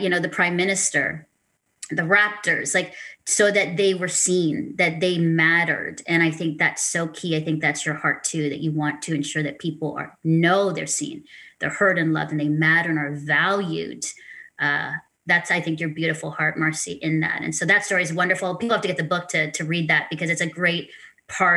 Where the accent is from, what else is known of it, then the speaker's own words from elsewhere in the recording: Philippines; now in Canada; as a Filipino woman hosting a Christian women's talk show